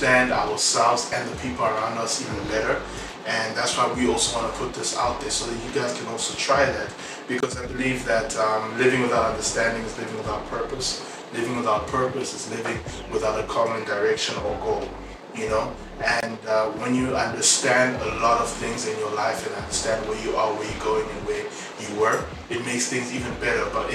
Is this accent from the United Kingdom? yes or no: no; South Africa; moved away as an adult; also born or lived in Congo; now in Europe; I was living in South Africa for the better part of my life, but originally I'm from Congo, and I moved to Europe a few years ago.